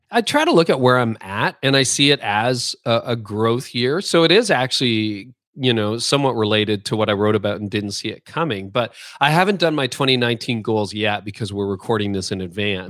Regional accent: Canada; being Canadian

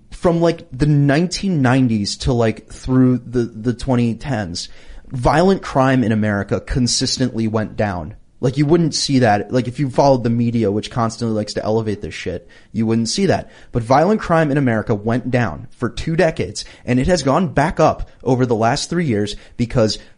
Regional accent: Philadelphia, Pennsylvania, United States; my home city as well. I'm from Philadelphia.

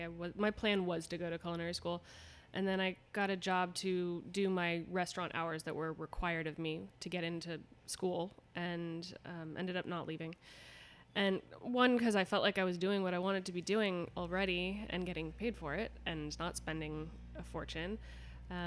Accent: Los Angeles, California, United States; Kind of on the west side, Brentwood, West Hollywood, but always the greater Los Angeles area.

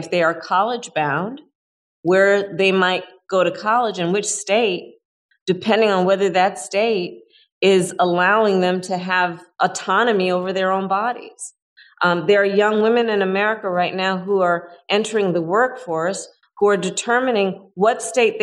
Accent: California, United States; my home state of California

